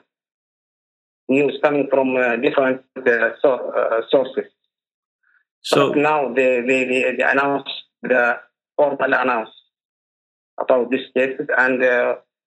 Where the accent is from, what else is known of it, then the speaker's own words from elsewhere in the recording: Hadramaut Governorate, Hadhramaut, Yemen; I'm from Hadramaut, Governor Reyes.